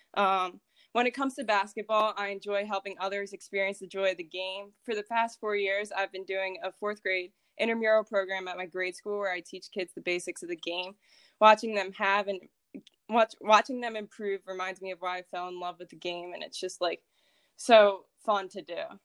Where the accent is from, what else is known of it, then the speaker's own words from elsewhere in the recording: Philadelphia, Pennsylvania, United States; I was born in Philadelphia, Pennsylvania